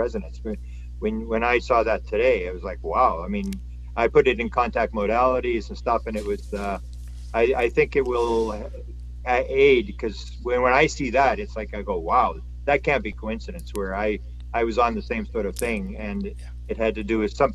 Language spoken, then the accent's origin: English; Canada; I'm from Canada